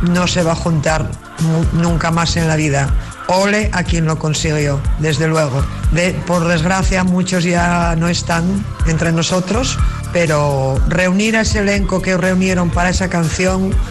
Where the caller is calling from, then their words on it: Asturias, Spain; buenas tardes a todos … de Asturias.